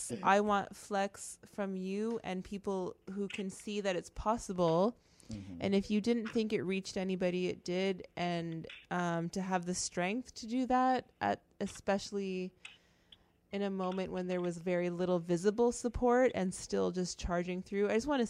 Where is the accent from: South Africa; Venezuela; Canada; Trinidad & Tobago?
Trinidad & Tobago; yes, I'm not Jamaican, but I am Trini.